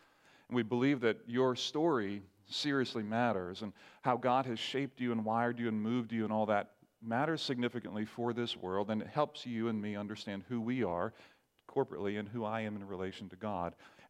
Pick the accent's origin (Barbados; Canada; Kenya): Barbados; I remember growing up in the Caribbean, parents were missionaries, and some of you know that, grew up in Barbados. We had what was called a sword drill at church in Barbados.